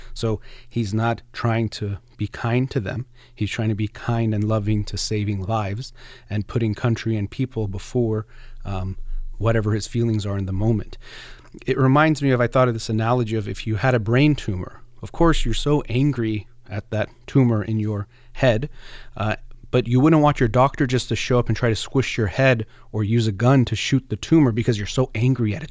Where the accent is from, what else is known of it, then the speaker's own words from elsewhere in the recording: United States; as an American, as a human, but also as a psychologist